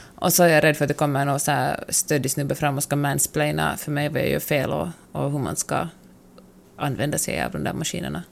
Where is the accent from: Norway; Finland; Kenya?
Finland; jag har vuxit upp i det rurala Finland